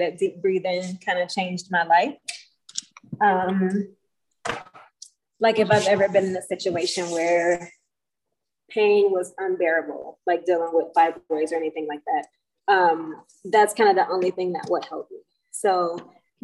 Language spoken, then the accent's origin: English; Detroit, Michigan, United States; growing up in Detroit, growing up in the hood in Detroit, like it wasn't a lot of nature